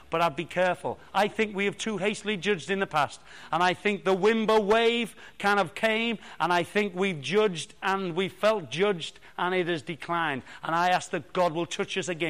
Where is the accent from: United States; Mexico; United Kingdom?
United Kingdom; Liverpool, North West England; now in Bracknell, United Kingdom; I was born in Liverpool